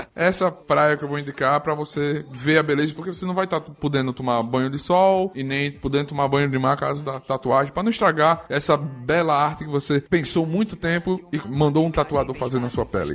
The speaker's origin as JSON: {"language": "Portuguese", "town": "João Pessoa", "region": "Paraíba", "country": "Brazil", "moved": "yes", "lives_now": "Arapiraca, Brazil", "said": "Eu sou moro em Alagoas, em Arapiraca há muito tempo, mas eu sou paraibano, sou de João Pessoa."}